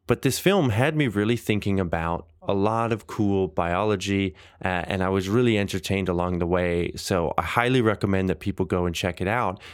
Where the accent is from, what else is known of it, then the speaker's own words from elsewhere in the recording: Canada; growing up in Canada